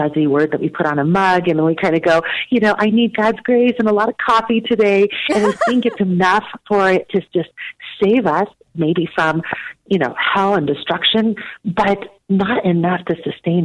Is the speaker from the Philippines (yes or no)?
no; Taiwan; now in United States; I was born in Taiwan and immigrated to the United States when I was and being caught between two cultures